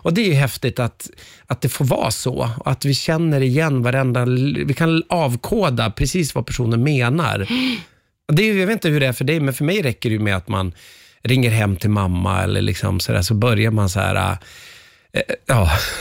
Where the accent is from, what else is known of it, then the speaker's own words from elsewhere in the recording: Umeå, Västerbotten County, Sweden; jag växte upp i Umeå, men mina föräldrar kom ifrån Västerbottens, ja inte inland, men i trakterna Robertfors och Överklinten